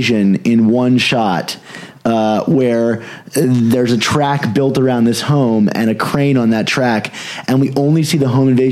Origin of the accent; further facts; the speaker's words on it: Annapolis, Maryland, United States; I grew up in Annapolis, where the Levinsons live